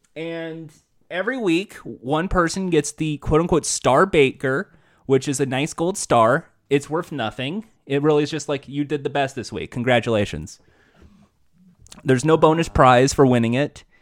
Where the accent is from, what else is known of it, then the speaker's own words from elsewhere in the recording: United States; I'm American